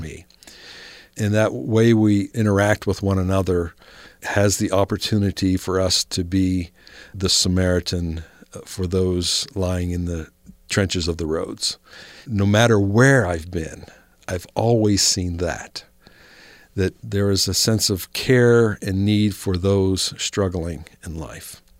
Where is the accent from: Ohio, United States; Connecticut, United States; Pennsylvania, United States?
Ohio, United States; moved away as an adult; now in Salt Lake City, United States; Where I grew up in Ohio